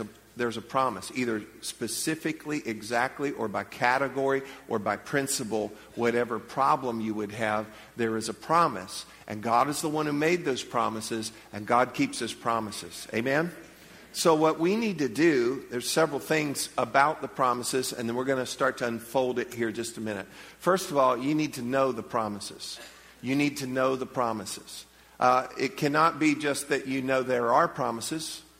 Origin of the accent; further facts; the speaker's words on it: Leesburg, United States; I'm from Leesburg